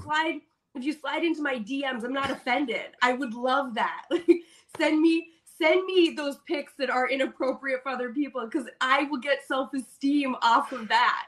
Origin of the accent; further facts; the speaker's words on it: Minnesota, United States; I'm from Minnesota